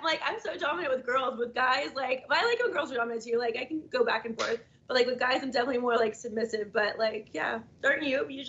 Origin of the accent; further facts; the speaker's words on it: Georgia, United States; I'm from Georgia.